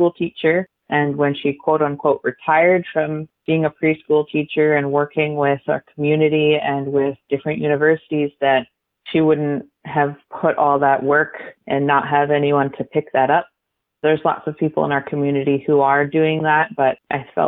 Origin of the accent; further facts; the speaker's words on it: Capilano Reserve, between North and West Vancouver, British Columbia, Canada; now in Brentwood Bay, Canada; I grew up on Kumalchitin, Okhomeuch, known in English as Capilano Reserve, which is basically right on the border between North and West Vancouver